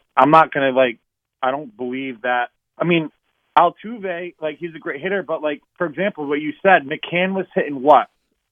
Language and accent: English; Yonkers, New York, United States; now in North Carolina, United States; I'm originally from Yonkers.